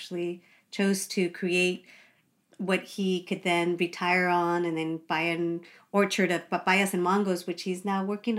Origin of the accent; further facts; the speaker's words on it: Northern California, United States; I was actually born in California, but both my parents are from Mexico, Michoacán y Guanajuato.